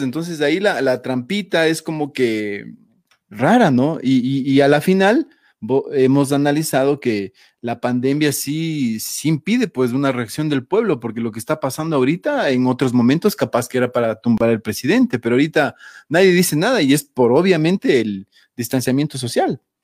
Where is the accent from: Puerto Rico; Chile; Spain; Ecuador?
Ecuador; como ecuatorianos